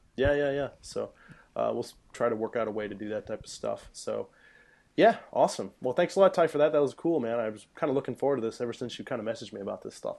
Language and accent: English; central Illinois, United States; moved away as an adult; now in Japan; I live in central Illinois and we don't have arcades.